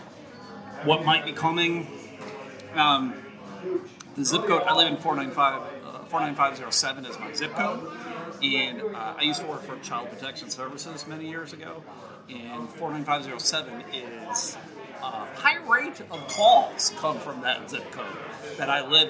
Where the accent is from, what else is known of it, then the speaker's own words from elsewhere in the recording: Buffalo, New York, United States; moved away as an adult; also born or lived in Jamestown, New York / Massachusetts / Georgia; now in Michigan, United States; I was born in Jamestown, New York, and I grew up right outside of Buffalo, New York.